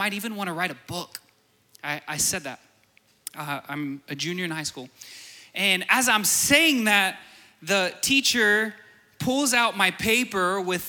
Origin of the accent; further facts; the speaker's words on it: Borger, Texas, United States; I'm from Borger.